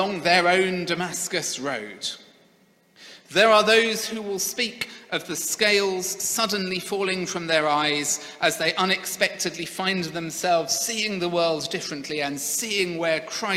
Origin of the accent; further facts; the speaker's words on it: Sevenoaks, South East England, United Kingdom; The church where I grew up in Seven Oaks in Kent was a great church. I have very fond memories of the 20 years I attended there.